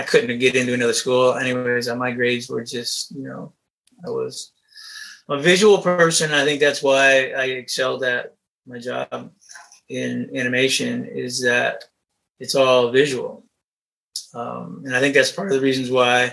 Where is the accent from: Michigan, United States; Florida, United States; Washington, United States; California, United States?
Michigan, United States; I grew up in Michigan, worked my way through college.